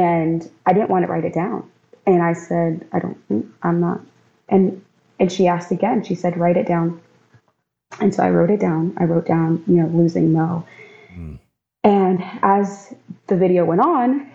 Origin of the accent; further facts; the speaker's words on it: Maryland, United States; also born or lived in North Carolina; now in Florida, United States; I was born and raised in Maryland.